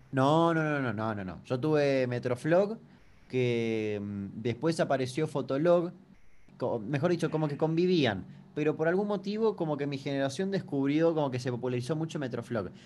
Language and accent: Spanish; Chaco, Argentina; soy de Chaco